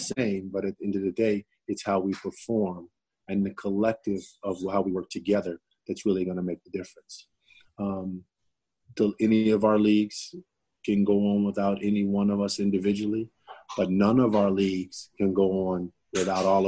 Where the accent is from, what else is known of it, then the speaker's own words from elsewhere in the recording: Chicago, Illinois, United States; I come from Chicago